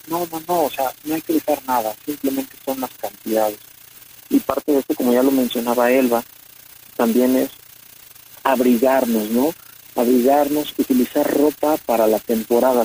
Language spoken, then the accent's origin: Spanish; Mexico; nosotros como mexicanos